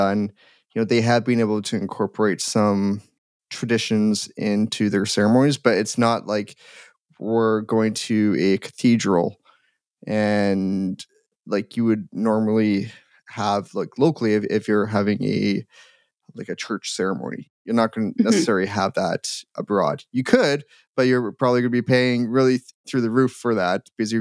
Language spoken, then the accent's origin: English; Edmonton, Alberta, Canada; I'm from Edmonton